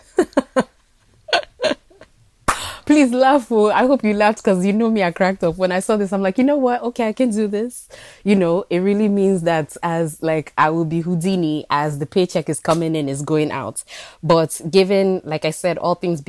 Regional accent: Enugu, Enugu State, Nigeria; also born or lived in New York; now in New York City, United States; I was born in New York, but I grew up in Enugu, Nigeria.

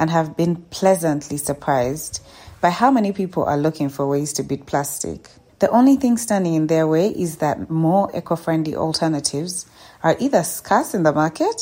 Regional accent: Kampala, Central Region, Uganda; my hometown, Kampala

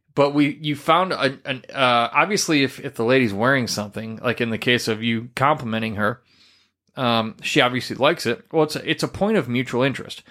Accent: Midwest, United States; moved away; I come from the Midwest region

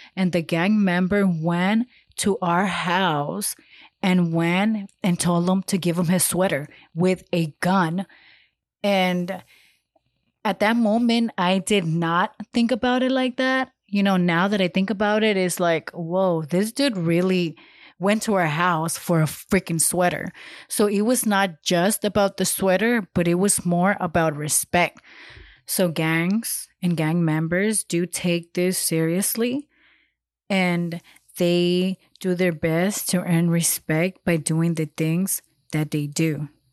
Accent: Los Angeles, California, United States; I come from South L A and I know how it is out there.

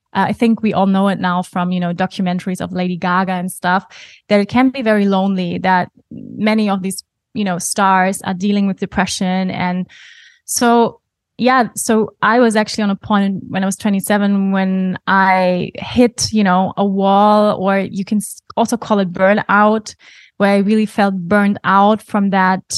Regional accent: Germany; English is a second language; moved away as an adult; also born or lived in Bali; now in Portugal; I was born in Germany, even though I don't feel typically German

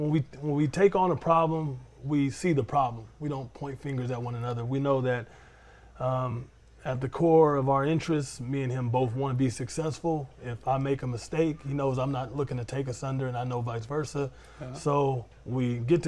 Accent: Oakland, California, United States; moved away as an adult; now in Fresno, United States; I'm from Oakland, California. I came up to go to Fresno State

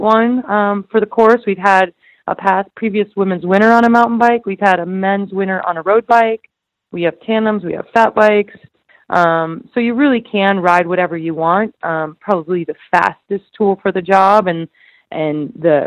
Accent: Idaho, United States; my hometown

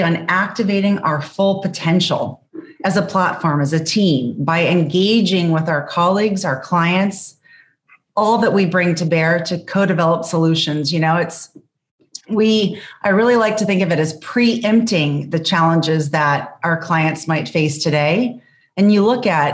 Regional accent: Richmond, Virginia, United States; given that I grew up in Richmond, Virginia

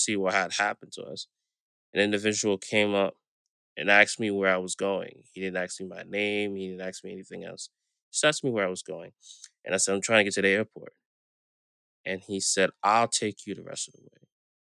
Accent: New York City, New York, United States; I grew up in Brooklyn, New York, born and raised

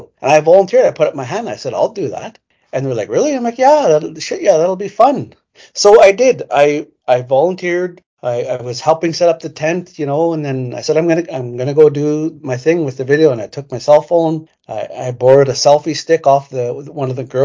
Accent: Prince Albert, Saskatchewan, Canada; I'm a proud Métis man, born and raised in Prince Albert.

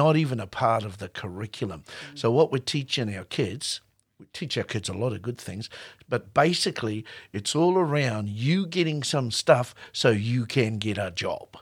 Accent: New Zealand; as a Māori New Zealander.

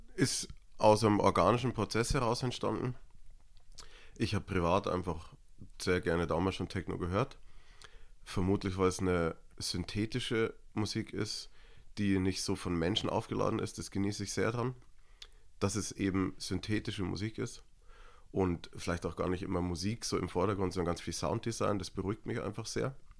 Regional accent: Niederalteich, Bavaria, Germany; moved away; also born or lived in Munich; ich bin in Niederalteich aufgewachsen, das ist ein kleines Dorf in Erklär Niederbayern.

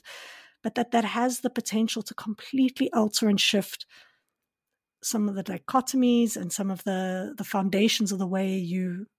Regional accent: South Africa; I grew up in South Africa, but my Afrikaans is not good enough

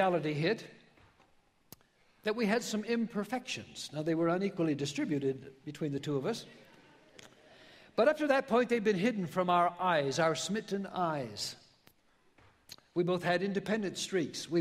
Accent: Tillamook, Oregon, United States; moved away; I'm from, you might have heard of my hometown, Tillamook, Oregon.

